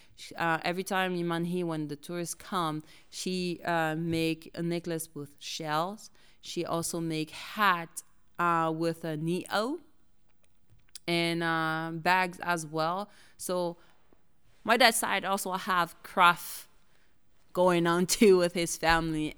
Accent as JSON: {"language": "English", "country": "French Polynesia", "tie": "born or raised there", "second_language": "English", "moved": "as an adult", "lives_now": "United States", "said": "I was born and raised in Tahiti by my both parents"}